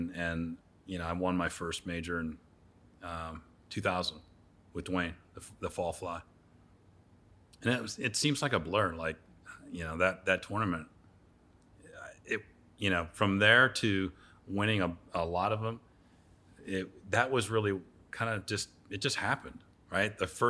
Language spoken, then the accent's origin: English; Pennsylvania, United States; No, I grew up in Pennsylvania.